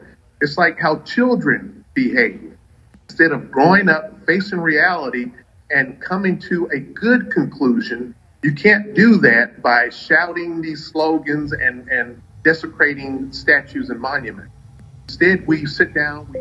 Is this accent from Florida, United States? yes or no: yes; Pensacola, Florida, United States; my hometown of Pensacola, Florida